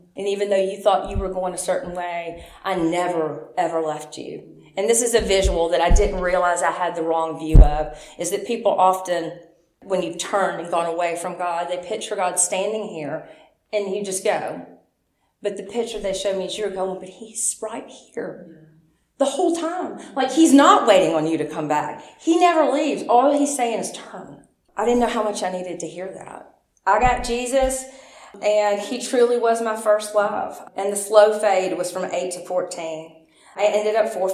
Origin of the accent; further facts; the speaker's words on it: Memphis, Tennessee, United States; I was born in Memphis